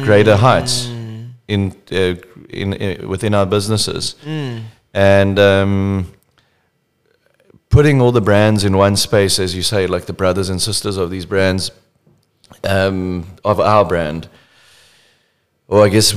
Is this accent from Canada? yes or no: no; South Africa; we are all South African